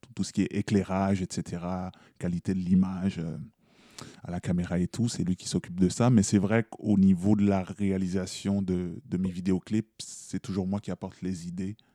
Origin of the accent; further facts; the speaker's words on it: Quebec, Canada; je suis québécois, moi aussi